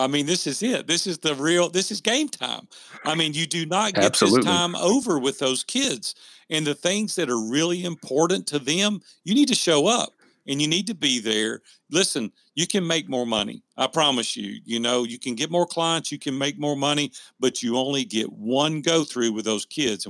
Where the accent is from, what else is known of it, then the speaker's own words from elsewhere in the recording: the South, United States; you can tell I'm from the South and my grammar is terrible